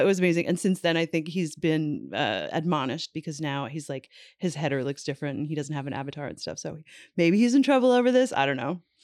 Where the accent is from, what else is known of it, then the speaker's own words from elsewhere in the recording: Newfoundland and Labrador, Canada; moved away; also born or lived in New York; Growing up in Newfoundland